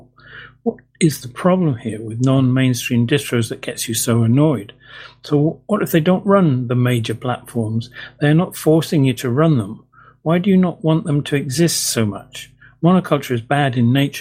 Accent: England, United Kingdom; being an Englishman

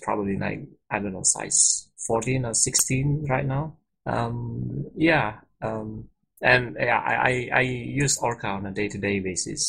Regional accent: Singapore; I'm from Singapore, so here is actually afternoon.

